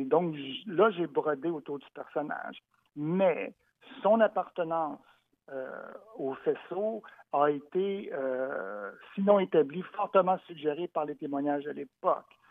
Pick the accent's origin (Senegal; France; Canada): Canada; Montreal, Quebec; qui suis né à Montréal, comme ma mère d'ailleurs, donc je suis Montréalais, le pur béton